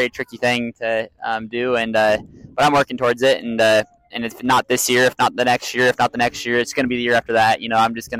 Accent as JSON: {"language": "English", "town": "Kansas City", "country": "United States", "moved": "yes", "lives_now": "Wichita, United States", "said": "I'm 23, originally from Kansas City, now in Wichita, Kansas."}